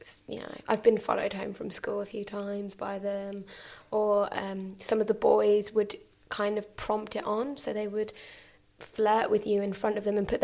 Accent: Reading, South East England, United Kingdom; I grew up in Reading

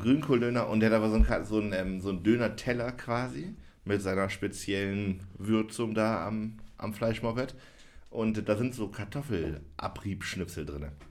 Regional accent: Jena, Thuringia, Germany; moved away as an adult; also born or lived in Oldenburg; Jena, wo ich aufgewachsen bin

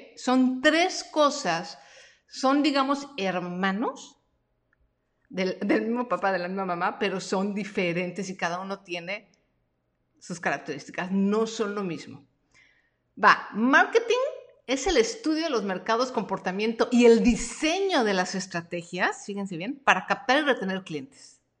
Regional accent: Mexico; yo nací en México y me gusta el taco y me gusta el chile y soy bien mexicana

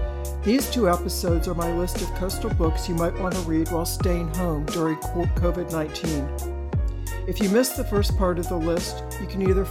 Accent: Maryland, United States; moved away as an adult; I grew up in Maryland. I went to college up north, and for a while I read pretty much only Southern authors as a part of my link to my Southern roots. Now, for me, those roots didn't become very deep, but I can still throw y'all, all y'all

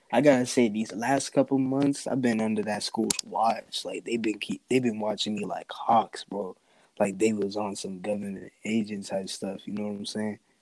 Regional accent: United States; also born or lived in New York City, United States; now in Boston, United States; I was born in New York, raised in both um, New York and Boston

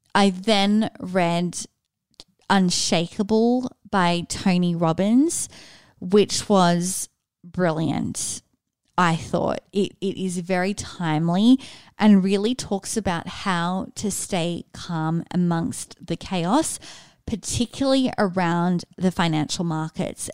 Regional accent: Sydney, New South Wales, Australia; moved away as an adult; also born or lived in Austin; born and raised in Sydney

